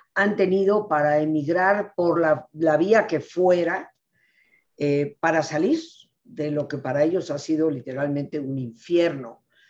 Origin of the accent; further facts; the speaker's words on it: Mexico; mi país, México